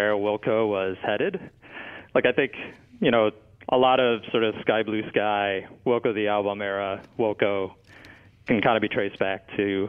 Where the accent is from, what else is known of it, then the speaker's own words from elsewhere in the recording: Chicago, Illinois, United States; moved away as an adult; also born or lived in Michigan / Washington, D.C.; I grew up in Chicago